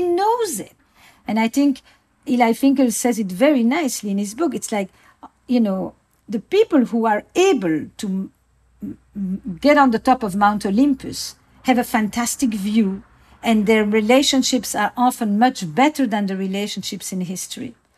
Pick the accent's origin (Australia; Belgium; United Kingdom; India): Belgium; Antwerp, Flanders; I grew up in Antwerp, uh, in Belgium, in a community that was all Jewish Holocaust survivors